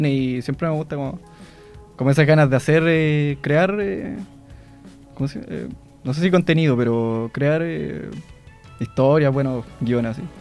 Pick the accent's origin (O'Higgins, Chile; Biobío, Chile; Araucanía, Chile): Biobío, Chile; Los Ángeles; also born or lived in Valparaíso / Santa Bárbara; pueblo que queda como al, lado de, Los Ángeles. Y claro, después mi familia se fue a Los Ángeles, como en 6 años, 5 años